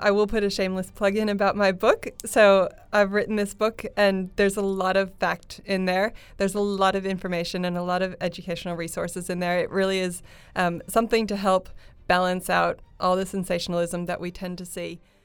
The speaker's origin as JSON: {"language": "English", "country": "United States", "said": "I'm American"}